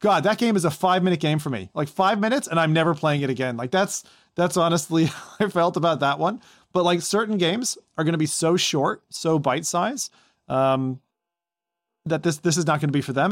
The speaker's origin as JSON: {"language": "English", "town": "Toronto", "region": "Ontario", "country": "Canada", "tie": "born or raised there", "said": "in my hometown"}